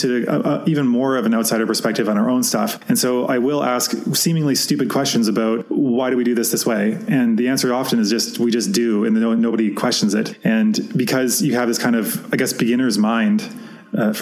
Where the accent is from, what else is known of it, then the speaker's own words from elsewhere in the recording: Canada; a Canadian in my own country